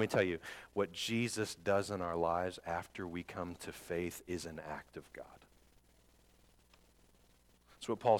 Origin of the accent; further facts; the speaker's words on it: Northwest Indiana, United States; I grew up in Northwest Indiana